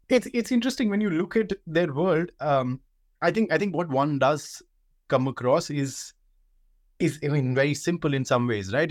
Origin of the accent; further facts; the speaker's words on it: India; growing up in India